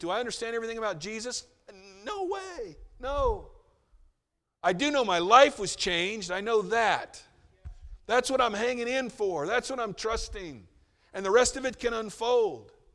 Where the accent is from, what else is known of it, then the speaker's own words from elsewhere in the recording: United States; as an American